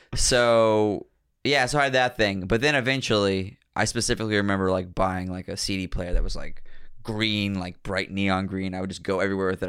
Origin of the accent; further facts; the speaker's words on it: Pittsburgh, Pennsylvania, United States; also born or lived in New York; now in Philadelphia, United States; I was born in Pittsburgh